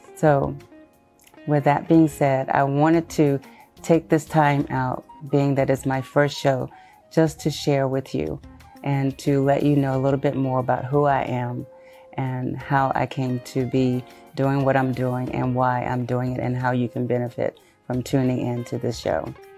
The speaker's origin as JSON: {"language": "English", "town": "Shreveport", "region": "Louisiana", "country": "United States", "tie": "born or raised there", "also_born_or_lived": "Houston, Texas", "said": "I am originally from Houston, Texas, but was raised in Shreveport, Louisiana."}